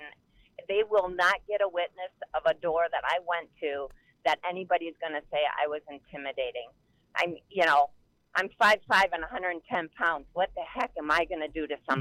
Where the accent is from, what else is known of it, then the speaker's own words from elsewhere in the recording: Wisconsin, United States; moved away; I'm from Wisconsin, but I haven't lived there in probably 30 years